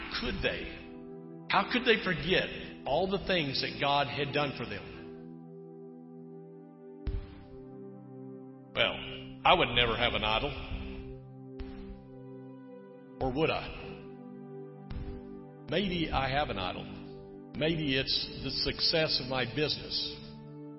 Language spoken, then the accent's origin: English; Texas, United States; moved away; I'm from Texas